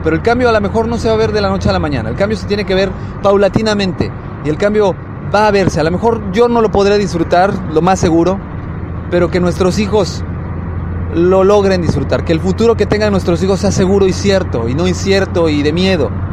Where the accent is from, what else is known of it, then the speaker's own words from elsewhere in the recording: Mexico; los que somos mexicanos